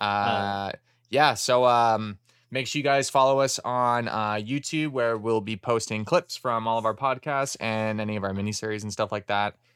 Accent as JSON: {"language": "English", "country": "Canada", "said": "as a Canadian hockey fan"}